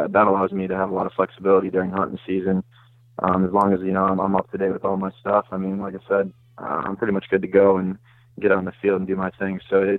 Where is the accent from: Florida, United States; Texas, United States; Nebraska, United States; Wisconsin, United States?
Wisconsin, United States; Green Bay; I'm from the Green Bay area, about 15 minutes out of Green Bay, a little bit to the north.